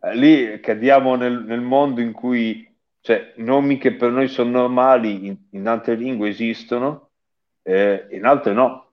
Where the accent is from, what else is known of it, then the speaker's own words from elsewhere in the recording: Emilia-Romagna, Italy; si capisce che sono romagnolo